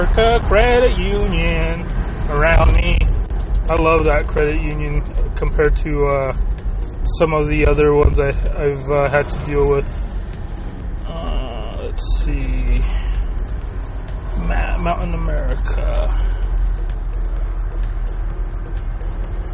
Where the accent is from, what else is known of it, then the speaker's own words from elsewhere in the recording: United States; first language Spanish; English is a second language; up till the age of three, basically, when I moved here to the United States.